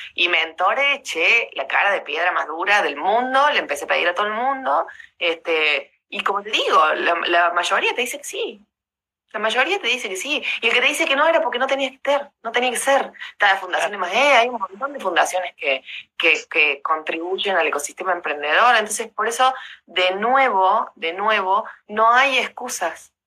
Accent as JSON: {"language": "Spanish", "town": "Rosario", "region": "Santa Fe", "country": "Argentina", "tie": "born or raised there", "said": "yo también soy de Rosario, nací en Rosario"}